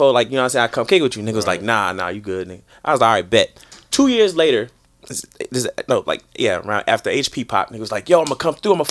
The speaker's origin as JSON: {"language": "English", "town": "Chicago", "region": "Illinois", "country": "United States", "lives_now": "New York, United States", "said": "I'm from Chicago."}